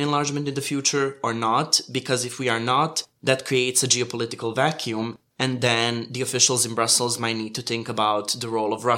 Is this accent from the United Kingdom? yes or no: no; Montenegro